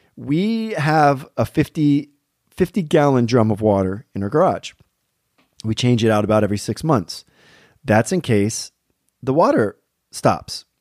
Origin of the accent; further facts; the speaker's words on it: Pennsylvania, United States; I'm from Pennsylvania